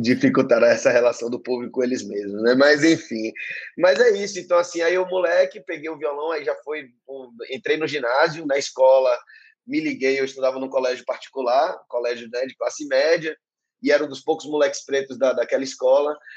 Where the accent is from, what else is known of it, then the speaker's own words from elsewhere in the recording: Salvador, Bahia, Brazil; also born or lived in Paris; eu sou esse artista, músico de Salvador, nascido e criado em Salvador